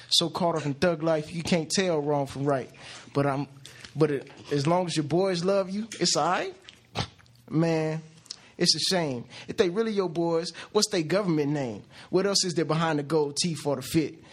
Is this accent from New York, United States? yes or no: yes; New York City, New York, United States; I'm from New York. You know what I'm saying? Bronx, Queens, Glendale.